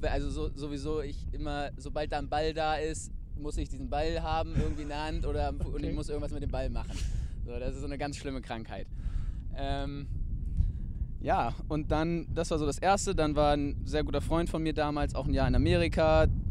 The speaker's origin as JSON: {"language": "German", "town": "Wedel", "region": "Schleswig-Holstein", "country": "Germany", "moved": "as an adult", "lives_now": "Hamburg, Germany", "said": "komme ich halt aus Wedel"}